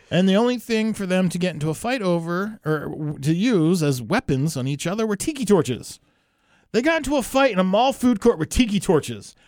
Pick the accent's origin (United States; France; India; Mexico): United States; New Jersey; I'm from New Jersey